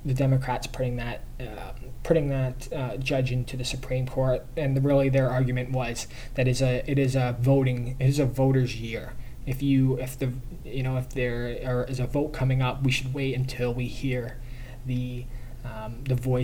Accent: Canada; I'm Canadian

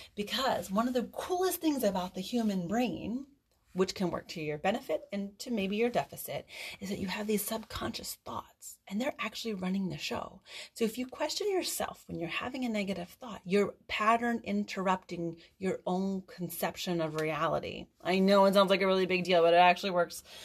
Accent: East Coast, United States; I'm from the East Coast.

